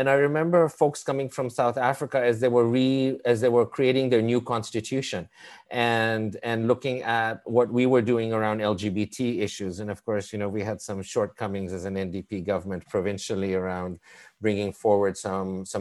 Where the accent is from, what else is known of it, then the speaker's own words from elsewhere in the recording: Vancouver, British Columbia, Canada; I grew up in Vancouver